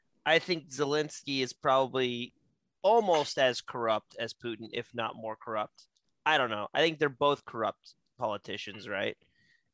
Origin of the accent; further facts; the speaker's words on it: West Virginia, United States; I'm West Virginian, and we have a long, deep rooted history in West Virginia